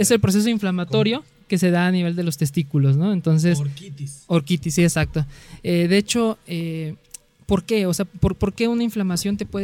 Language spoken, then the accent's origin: Spanish; Coatzacoalcos, Veracruz, Mexico; Yo soy de Coatzacoalcos, Veracruz, hasta el sur ah. del estado.